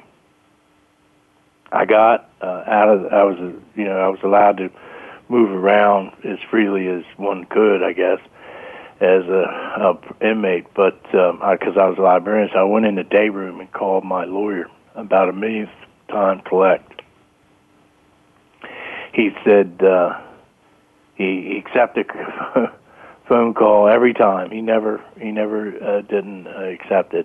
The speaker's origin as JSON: {"language": "English", "region": "Maryland", "country": "United States", "said": "my home state of Maryland"}